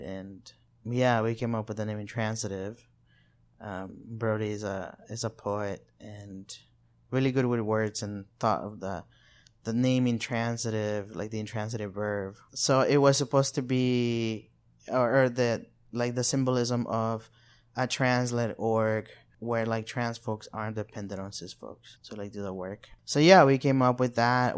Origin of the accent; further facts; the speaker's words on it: El Salvador; also born or lived in Arkansas, United States; now in Little Rock, United States; I'm from El Salvador. I've been in the U S for over seventeen years.